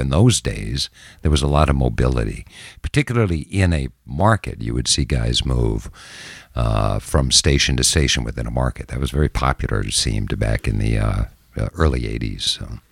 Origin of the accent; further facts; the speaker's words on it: Minneapolis, Minnesota, United States; also born or lived in Jackson, Mississippi; now in Gulf Coast, Mississippi, United States; I grew up in Minneapolis.